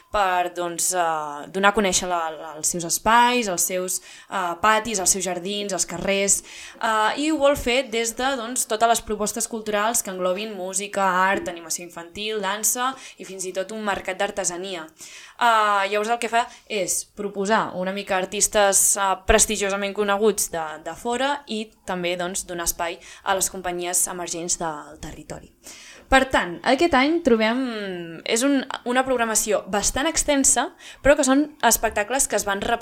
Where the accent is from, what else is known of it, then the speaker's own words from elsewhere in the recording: Figueres, Catalonia, Spain; com ja haurem dit forces vegades, som de Figueres i aquest cap de setmana són les fires i festes de la Santa Creu